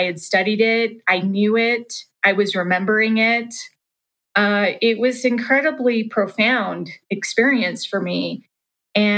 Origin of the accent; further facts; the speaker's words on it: Salt Lake City, Utah, United States; I grew up in Salt Lake City, Utah